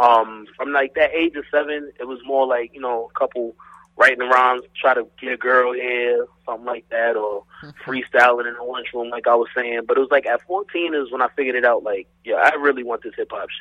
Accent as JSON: {"language": "English", "town": "New York City", "region": "New York", "country": "United States", "said": "I'm from Southern Boulevard, 178 to be exact. Shout out to that whole West Farms area, the whole Southern Boulevard, Mapes Ave, 180th and all of that. Those are my stomping grounds right there. East Tremont and all that."}